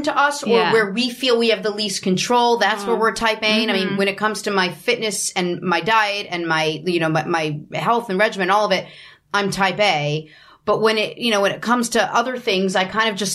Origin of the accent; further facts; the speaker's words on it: Haiti; moved away; I grew up out of the country. I grew up in Haiti